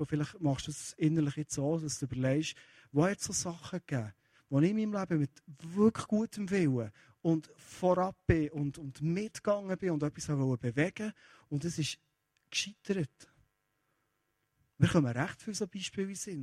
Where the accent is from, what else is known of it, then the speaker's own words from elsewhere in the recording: Kiel, Schleswig-Holstein, Germany; Ich bin in Kiel aufgewachsen